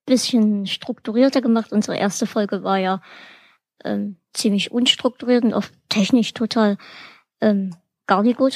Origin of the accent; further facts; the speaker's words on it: Bavaria, Germany; born there; Ich komme gebürtig aus Bayern. Bringt mir das jetzt Pluspunkte?